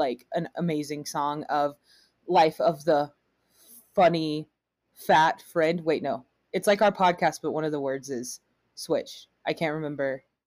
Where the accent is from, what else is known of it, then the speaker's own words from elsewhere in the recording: the South, United States; growing up in the South